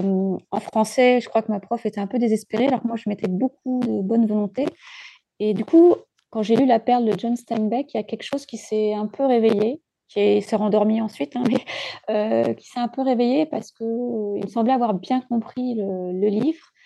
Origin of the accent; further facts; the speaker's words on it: Djibouti; j'ai grandi à Djibouti, à la Corne de l'Afrique